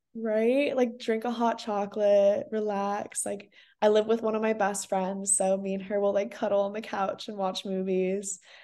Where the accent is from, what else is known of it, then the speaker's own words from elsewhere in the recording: Singapore; also born or lived in South Africa; now in Santa Barbara, United States; personally growing up in Singapore